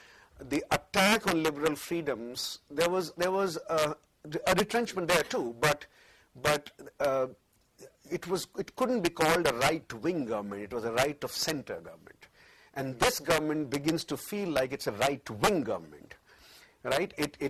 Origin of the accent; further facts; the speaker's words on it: Hawaii, United States; born there; It is just as well that I was born in Hawaii, where that law didn't operate